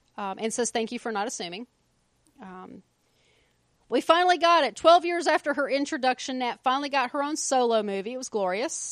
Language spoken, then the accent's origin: English; United States; I'm American